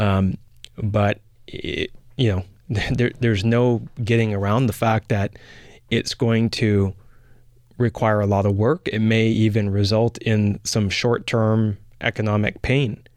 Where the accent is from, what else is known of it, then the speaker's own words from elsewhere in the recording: Canada; being a Canadian